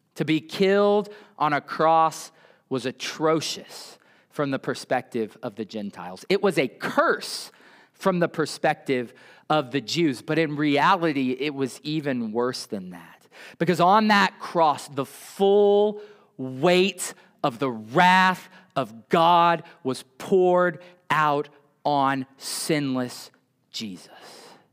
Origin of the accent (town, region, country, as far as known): United States